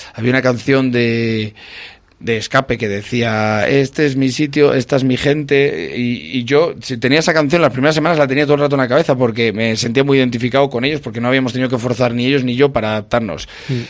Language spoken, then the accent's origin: Spanish; a village in Valladolid, Castile and León, Spain; moved away; soy de un pueblo de Valladolid